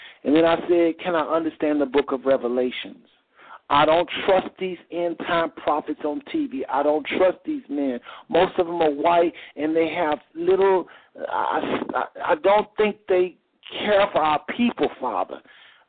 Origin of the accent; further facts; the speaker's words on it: Texas, United States; now in Ohio, United States; I live in Ohio. I'm from Texas